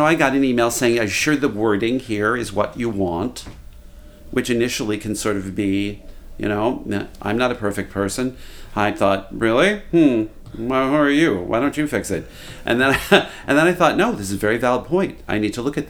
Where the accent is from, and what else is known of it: Kentucky, United States